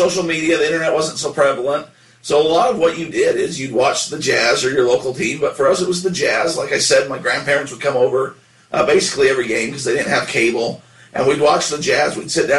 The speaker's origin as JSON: {"language": "English", "region": "Utah", "country": "United States", "tie": "born or raised there", "said": "We grew up in Utah in the 90s"}